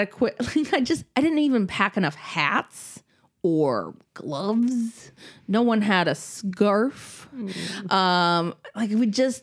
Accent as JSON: {"language": "English", "region": "Minnesota", "country": "United States", "tie": "born or raised there", "moved": "yes", "said": "I grew up in Minnesota"}